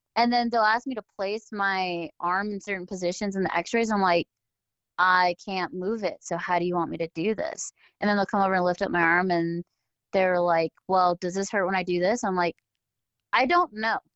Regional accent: Southern California, United States; I grew up in Southern California, where, you know, that's the action sport capital of the entire world

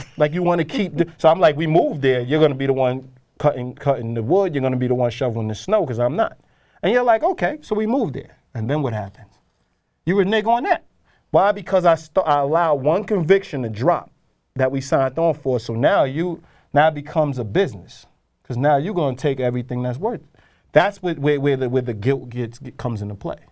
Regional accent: New York, United States; I know I'm a New Yorker

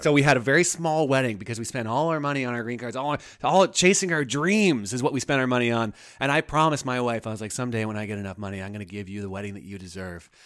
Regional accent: Toronto, Ontario, Canada; moved away; I'm from Toronto

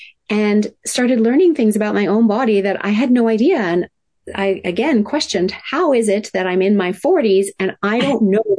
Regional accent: Tokyo, Japan; And I was raised in Tokyo, Japan in the 70s, in the height of manufacturing plants spewing out toxins.

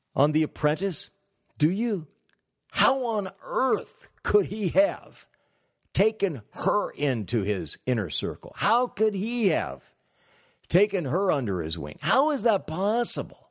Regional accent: California, United States; I'm from California

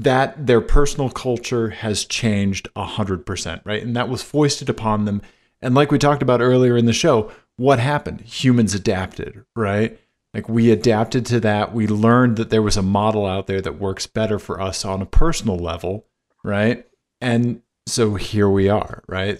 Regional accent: Missouri, United States; I'm from Missouri

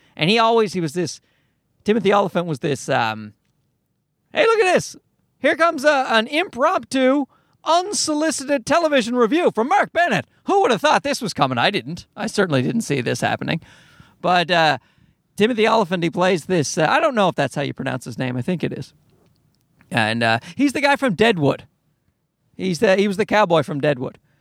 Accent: Newfoundland and Labrador, Canada; moved away as an adult; My accent's getting worse. I've, I've moved away from Newfoundland

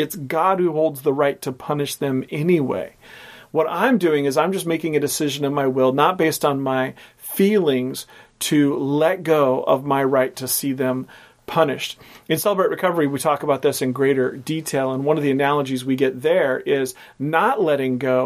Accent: Portland, United States; growing up in Portland

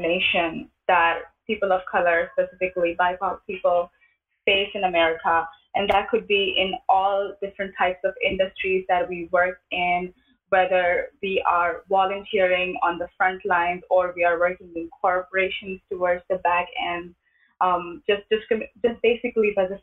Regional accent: India; moved away as an adult; now in United States; When I was growing up, I grew up in India

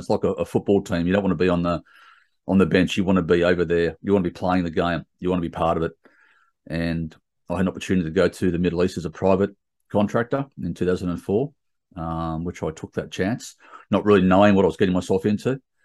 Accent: Sydney, New South Wales, Australia; I grew up in Sydney my whole life

